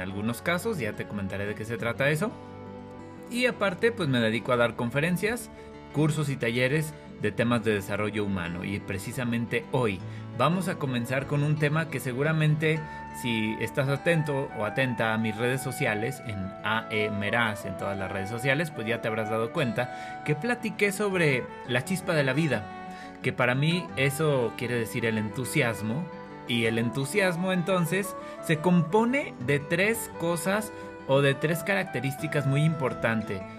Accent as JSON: {"language": "Spanish", "region": "Durango", "country": "Mexico", "tie": "born or raised there", "said": "soy originario de México, específicamente del estado de Durango"}